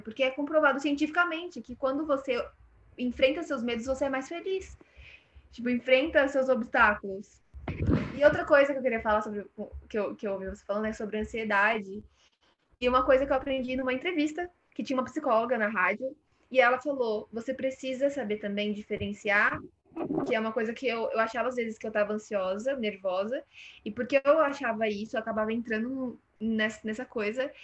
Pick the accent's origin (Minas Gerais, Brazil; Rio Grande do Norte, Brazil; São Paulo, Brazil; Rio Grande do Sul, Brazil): São Paulo, Brazil; dentro do Jardim São Luís, é, cresci, cresci aqui, nasci aqui em São Paulo